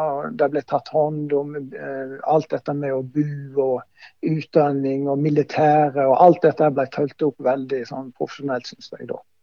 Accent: Voss, Vestland, Norway; moved away; also born or lived in Bryne; her hjemme på Voss

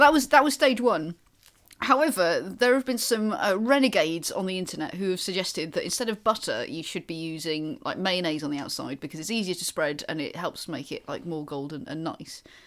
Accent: Wales, United Kingdom; I am from Wales

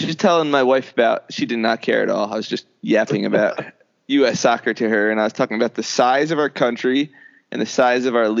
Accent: New Jersey, United States; now in Maryland, United States; So I grew up in Jersey and there was, our high school soccer was very good.

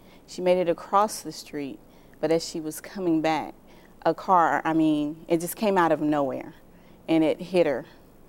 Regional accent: Indiana, United States; also born or lived in Tennessee; I was born in Tennessee. {S0} Yeah. {S1} And we moved to Indiana.

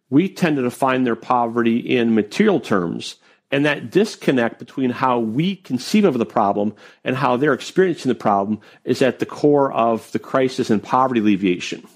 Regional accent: Wisconsin, United States; moved away as an adult; also born or lived in Maryland; I grew up in Wisconsin

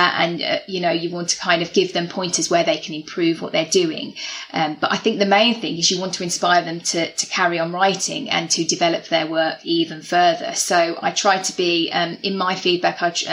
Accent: the Black Country, near Wolverhampton, West Midlands, United Kingdom; moved away; I'm from the Black Country originally, near Wolverhampton.

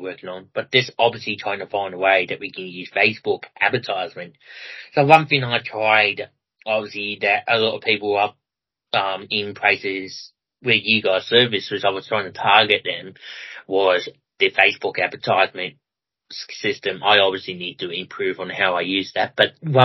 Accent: Melbourne, Victoria, Australia; now in Ballarat, Australia; I come from Ballarat personally myself at the moment and grew up in Melbourne

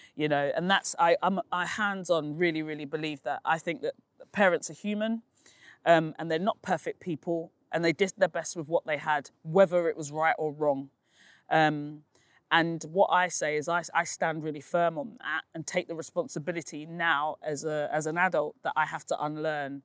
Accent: London, United Kingdom; also born or lived in East Dulwich; I grew up in Peckham, and I now live in East Dulwich

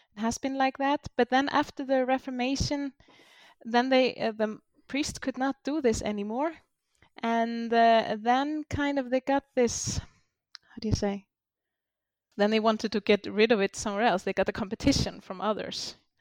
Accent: Iceland; we came from Norway. Most of the settlers here

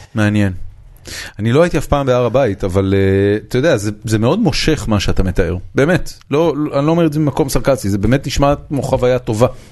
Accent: Israel; אני גדלתי כמובן בארץ

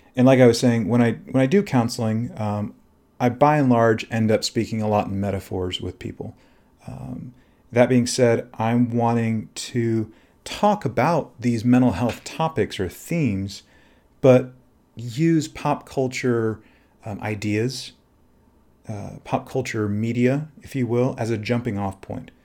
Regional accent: Texas, United States; I'm originally from Texas

